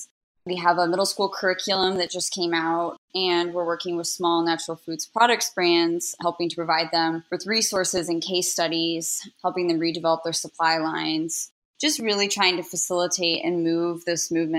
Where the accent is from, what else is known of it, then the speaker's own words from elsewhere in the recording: Iowa, United States; I grew up in Iowa. And so I grew up surrounded by conventional corn and soybean fields. I have family members that own conventional farms